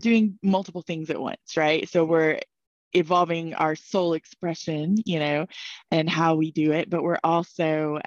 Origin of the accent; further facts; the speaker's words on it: Dallas, Texas, United States; moved away; also born or lived in Colorado; I grew up in Dallas, Texas